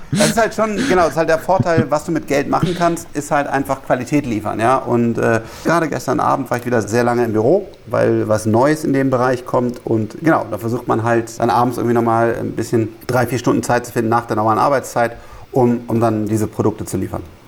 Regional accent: Rhineland, Germany; ich bin, bin Rheinländer

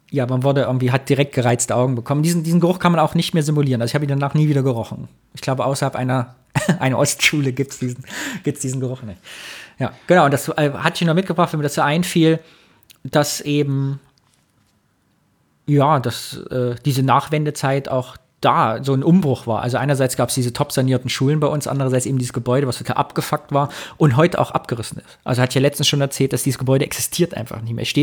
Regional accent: Thuringia, Germany; Und da, wo ich herkomme, im Kyffhäuser Kreis, gab es damals zwei Gymnasiumsgebäude.

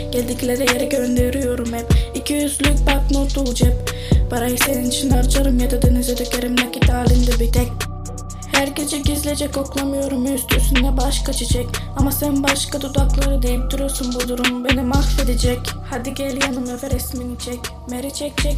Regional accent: Albania; German is a second language; now in Germany; Aber als äh, Albaner Ausländer und also.

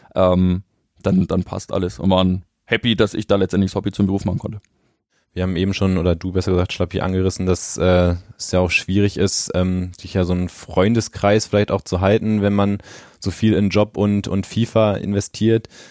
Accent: Bremen, Germany; moved away; also ich komme ja persönlich gebürtig aus Bremen, äh, bin dort in der Nähe auch zur Schule gegangen

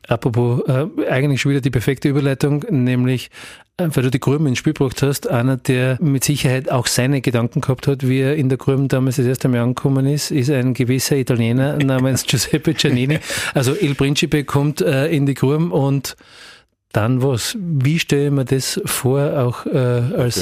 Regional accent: Graz, Styria, Austria; als eben auch Grazer damals

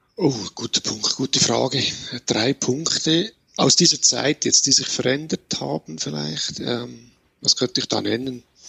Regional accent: Switzerland; Bei uns in der Schweiz

